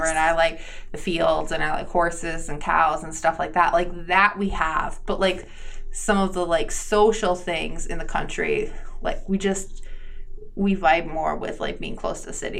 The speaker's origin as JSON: {"language": "English", "town": "Green Bay", "region": "Wisconsin", "country": "United States", "tie": "born there", "said": "And because I didn't grow up in Green Bay, even though I was born in Green Bay, Green Bay still has that feel for me."}